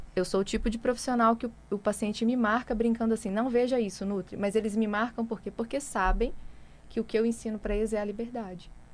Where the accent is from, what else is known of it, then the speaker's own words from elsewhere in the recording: interior of Minas Gerais, Brazil; E eu sou lá do interior de Minas